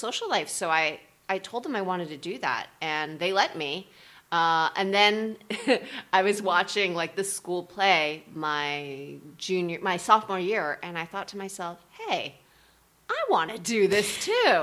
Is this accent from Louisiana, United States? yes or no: no; New Jersey, United States; we lived in New Jersey. I grew up in New Jersey, and we just went back and forth